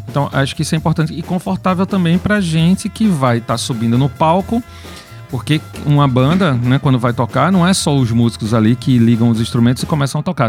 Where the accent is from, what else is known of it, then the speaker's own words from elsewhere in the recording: Pernambuco, Brazil; a gente é pernambucano, tá aqui fazendo rock no nosso estado